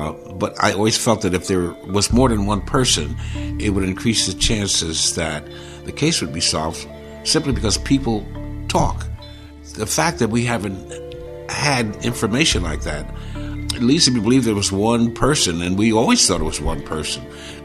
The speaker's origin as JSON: {"language": "English", "town": "Philadelphia", "region": "Pennsylvania", "country": "United States", "tie": "born or raised there", "moved": "as an adult", "lives_now": "Connecticut, United States", "said": "born and raised in Philadelphia. I live in Connecticut. My family relocated here in 1980"}